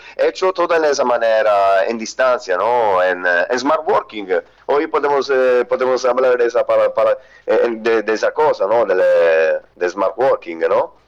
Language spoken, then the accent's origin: Spanish; Palermo, Sicily, Italy; Spanish is a second language; moved away as an adult; also born or lived in northern Italy; yo soy de Sicilia, soy de Palermo, de la ciudad de Palermo